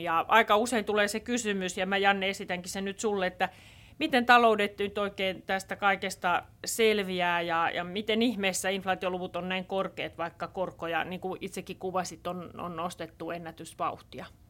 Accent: Southeast Finland, Finland; Mä oon Kaakkois-Suomesta kotoisin

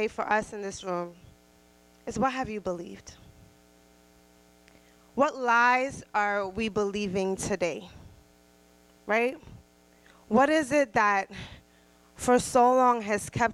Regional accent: Trinidad & Tobago; I'm Trinidadian

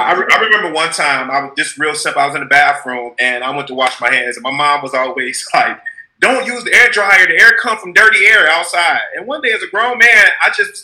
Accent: Detroit, Michigan, United States; I'm from Detroit

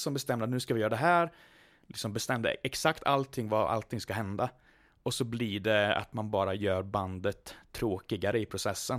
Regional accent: Mariestad, Västra Götaland, Sweden; jag kommer då alltså från Västergötland, Mariestad

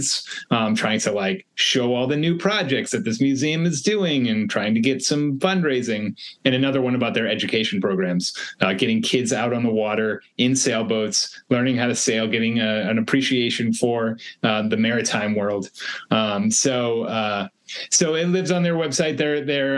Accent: East Coast, United States; now in Los Angeles, United States; I'm from the East Coast

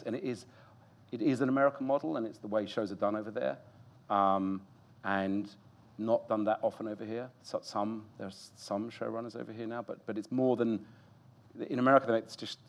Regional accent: United Kingdom; also born or lived in United States; I'm a Brit

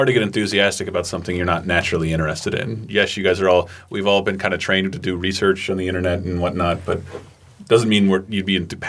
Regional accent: United States; I was born in 1980 in America.

